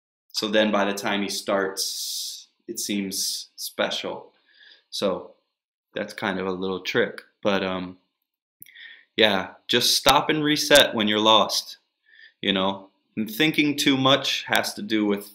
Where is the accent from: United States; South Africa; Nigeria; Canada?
United States; also born or lived in Texas / Northern Virginia; I grew up in Texas and Northern Virginia